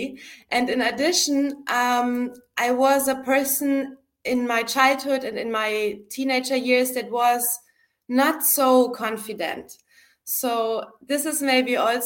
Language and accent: English; Munich, Bavaria, Germany; moved away as an adult; also born or lived in Berlin; I went back home to my hometown, Munich in Germany